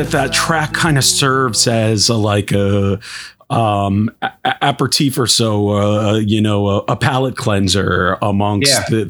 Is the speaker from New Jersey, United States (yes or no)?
yes; New Jersey, United States; I grew up in New Jersey in the New York City area.